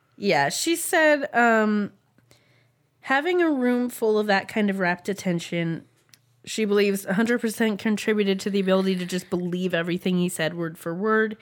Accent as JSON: {"language": "English", "country": "United States", "said": "we are Americans"}